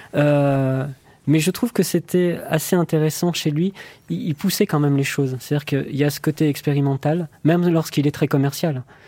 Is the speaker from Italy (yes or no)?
no; France; en tant que Français